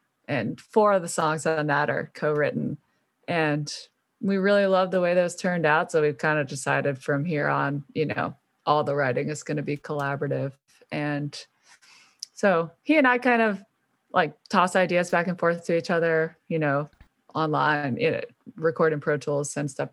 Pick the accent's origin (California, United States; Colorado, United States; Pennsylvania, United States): Pennsylvania, United States; Philadelphia; I'm the only Philly